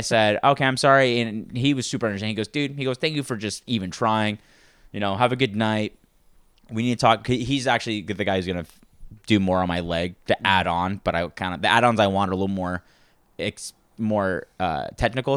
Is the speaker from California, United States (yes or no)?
yes; Santa Maria, California, United States; I grew up in Santa Maria, so it was very, uh, a lot of, there's a lot of Mexican families in Santa Maria